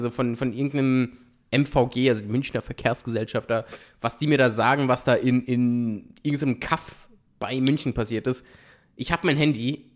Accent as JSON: {"language": "German", "country": "Italy", "said": "in Italien sagen wir"}